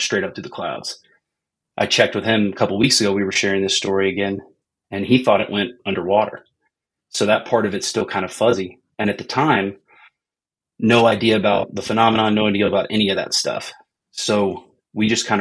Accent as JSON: {"language": "English", "country": "United States", "tie": "born or raised there", "said": "growing up in America"}